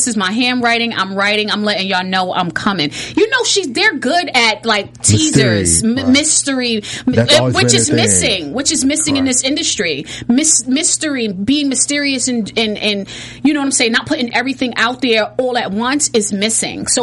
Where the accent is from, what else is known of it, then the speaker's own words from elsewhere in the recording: New York, United States; I'm from New York